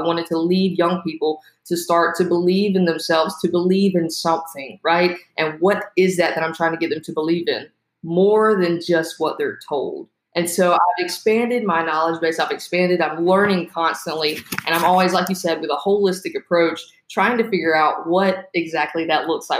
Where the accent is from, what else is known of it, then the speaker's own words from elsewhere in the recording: the South, United States; I grew up in the South, Southern Baptist, right? So I grew up and I grew up in church